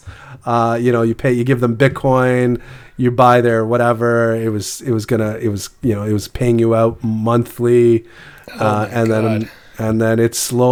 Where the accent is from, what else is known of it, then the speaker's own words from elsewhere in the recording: Canada; I'm Canadian.